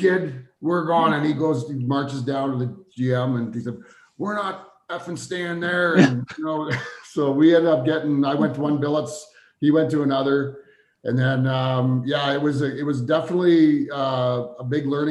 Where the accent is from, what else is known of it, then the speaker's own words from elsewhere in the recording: Spruce Grove, Alberta, Canada; we're both from Spruce Grove